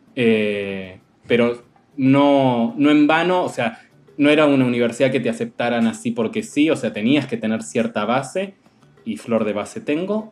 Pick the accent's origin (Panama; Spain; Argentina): Argentina; moved away as an adult; now in Mexico City, Mexico; venir de Argentina